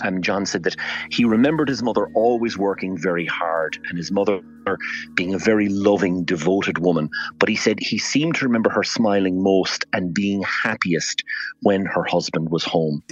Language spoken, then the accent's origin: English; Fermoy, Munster, Ireland; I'm from Fermoy in North Cork